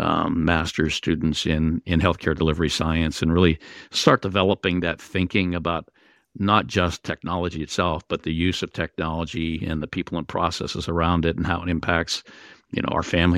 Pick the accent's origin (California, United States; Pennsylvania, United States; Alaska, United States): Pennsylvania, United States; born there; the hospital I was born in Western Pennsylvania